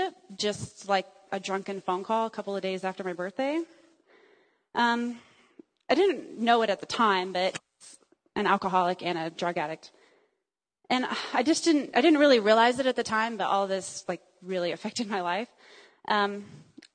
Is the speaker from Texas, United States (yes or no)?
yes; Dallas, Texas, United States; also born or lived in Joplin, Missouri; I was raised as a Texan